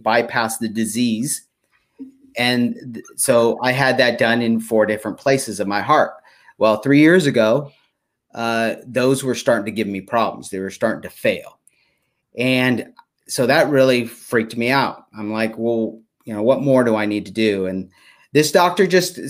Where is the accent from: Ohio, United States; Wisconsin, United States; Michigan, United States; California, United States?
California, United States; Stockton; I grew up in Stockton. Yeah, in Stockton, California, and not in the best environment